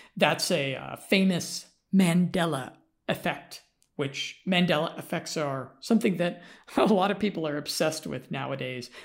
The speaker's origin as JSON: {"language": "English", "country": "United States", "said": "I'm American"}